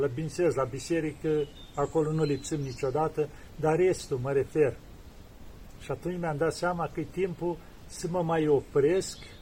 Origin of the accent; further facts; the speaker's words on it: Romania; now in Mount Athos, Greece; eu sunt român